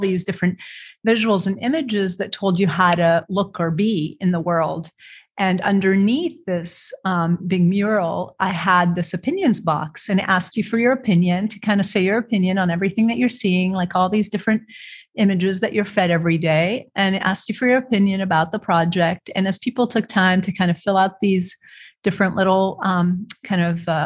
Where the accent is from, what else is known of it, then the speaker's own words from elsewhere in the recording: Beirut, Beirut Governorate, Lebanon; moved away as an adult; also born or lived in Alexandria, Egypt / Toronto, Canada / Richmond, Virginia; now in Portland, United States; So I was born in Alexandria, Egypt. I grew up between Beirut, Lebanon and Toronto, Canada.